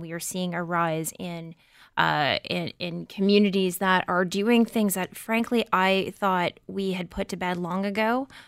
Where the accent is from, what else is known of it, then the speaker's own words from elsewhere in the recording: Windsor, Ontario, Canada; I grew up outside of Windsor